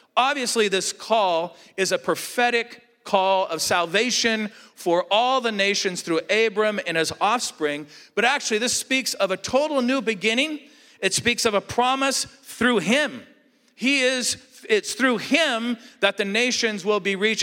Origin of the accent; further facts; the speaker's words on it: Southern California, United States; moved away as an adult; also born or lived in Alaska; I grew up in Southern California